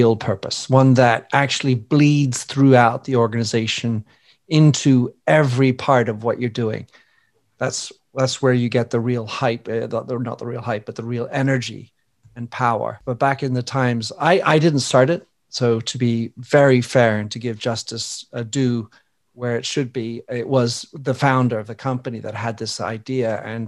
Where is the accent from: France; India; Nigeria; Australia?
France; moved away; also born or lived in Belgium / England; I was born in Belgium to American parents, raised in France, educated in England for 12 years in private schools